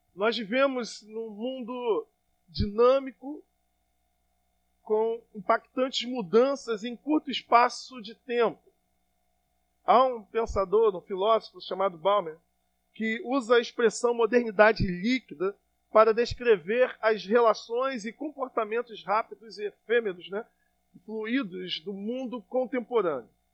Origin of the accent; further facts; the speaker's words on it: Brazil; como brasileiro